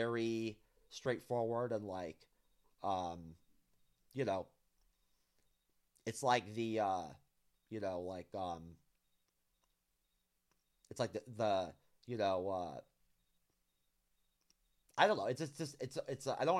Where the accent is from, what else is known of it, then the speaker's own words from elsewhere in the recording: New York, United States; I'm from New York, born and raised